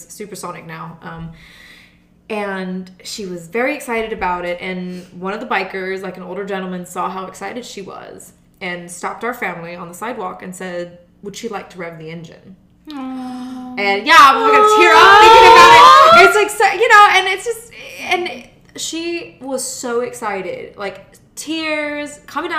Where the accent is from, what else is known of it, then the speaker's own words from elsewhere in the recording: Germany; moved away; I grew up in Germany